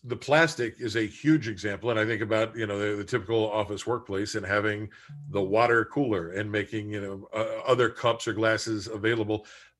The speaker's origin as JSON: {"language": "English", "region": "Appalachian coal fields", "country": "United States", "tie": "born or raised there", "said": "I grew up in the Appalachian coal fields. You know, we were just all varying degrees of poor."}